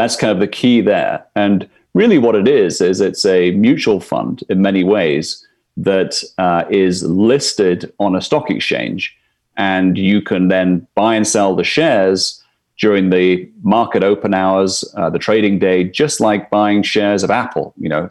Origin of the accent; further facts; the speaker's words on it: Scotland, United Kingdom; moved away as an adult; now in New York, United States; I'm from Scotland originally. So been in New York, where I'm coming to you from today, for the last 11 years.